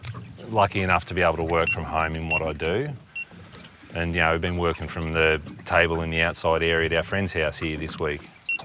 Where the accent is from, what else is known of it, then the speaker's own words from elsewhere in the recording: Australia; I grew up in Chepin